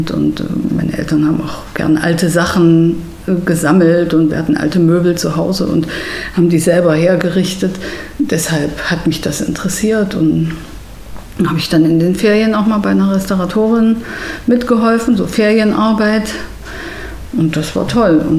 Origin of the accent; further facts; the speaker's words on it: Erfurt, Thuringia, Germany; auch in Thüringen, weil ich stamme ja aus Erfurt.